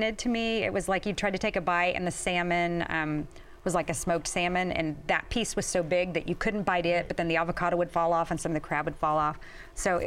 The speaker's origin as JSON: {"language": "English", "region": "Kansas", "country": "United States", "tie": "born or raised there", "moved": "yes", "lives_now": "Bay Area, United States", "said": "I'm also from the Midwest, grew up in Kansas"}